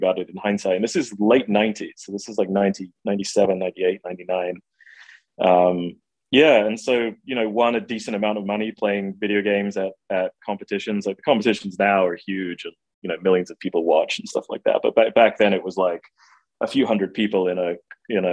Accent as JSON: {"language": "English", "region": "England", "country": "United Kingdom", "tie": "born or raised there", "said": "I grew up in England. I went to college at the University of Manchester"}